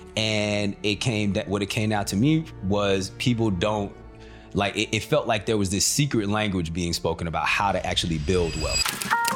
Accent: Country Club Hills, Illinois, United States; moved away; also born or lived in Markham, Illinois / Hazel Crest, Illinois; I'm from the south, south, south suburbs, uh, area called, uh, Country Club Hills. Uh, it's also Markham down there that I lived, uh, and Hazelcrest.

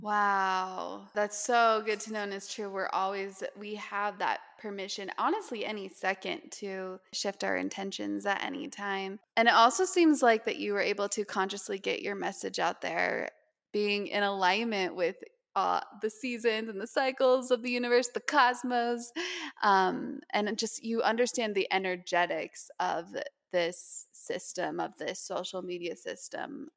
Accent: Utah, United States; now in Los Angeles, United States; growing up in Utah and experiencing all the seasons

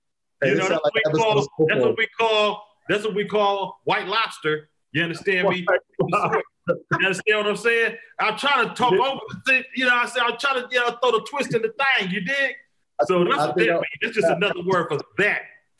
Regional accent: Vallejo, California, United States; We made it, you know, really really good to say I'm from Vallejo with your chest out. Like, you understand me? Like, you ain't you know, it's the V. Like, we made it good to be from Vallejo.

